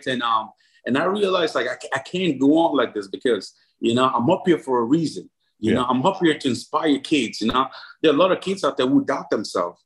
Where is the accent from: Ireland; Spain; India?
Ireland; moved away as an adult; also born or lived in Africa; now in United States; growing up in Ireland